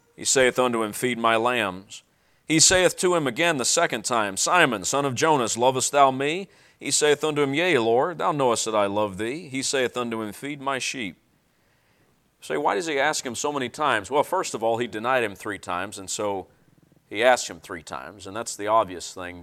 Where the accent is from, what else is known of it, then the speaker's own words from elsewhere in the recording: Tennessee, United States; I'm from Tennessee